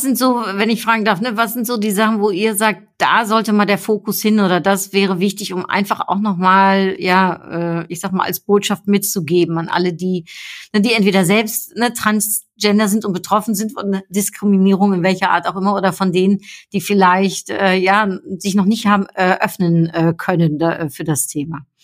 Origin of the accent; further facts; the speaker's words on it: Germany; also born or lived in Netherlands; ich bin ja äh, Niederländerin, ne? also in den Niederlanden geboren, aber in Deutschland aufgewachsen